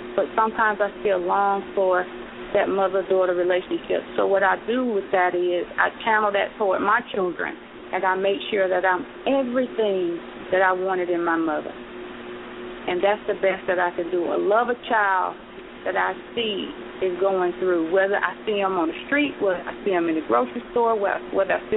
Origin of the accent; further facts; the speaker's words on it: Bainbridge, Georgia, United States; my hometown of Bainbridge, Georgia.